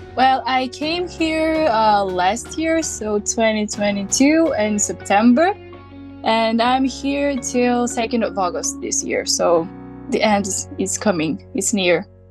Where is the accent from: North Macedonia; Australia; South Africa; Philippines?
North Macedonia; Bitola; English is a second language; moved away as an adult; now in Zagreb, Croatia; I'm from Bitola, and, and like in Bitola we're speaking differently